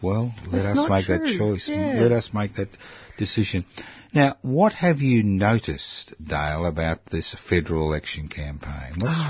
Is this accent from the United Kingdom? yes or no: no; Queensland, Australia; Because I was from Queensland, so it accounts for our mentality, I think.